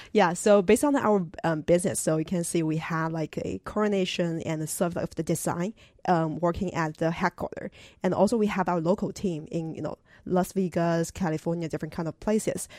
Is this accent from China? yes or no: yes; China; moved away; I'm originally from China